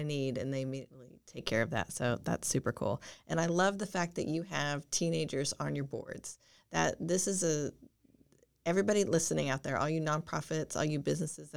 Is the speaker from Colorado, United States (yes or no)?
yes; Boulder, Colorado, United States; we're from Boulder